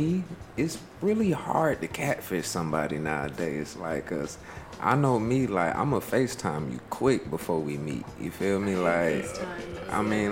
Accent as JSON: {"language": "English", "town": "Atlanta", "region": "Georgia", "country": "United States", "said": "I'm from Atlanta as well"}